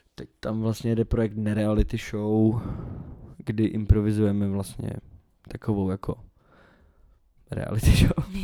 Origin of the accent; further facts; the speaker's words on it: Czechia; accent: Czech; also born or lived in Scotland; jaký bych měl mít do prdele přízvuk, když jsem Čech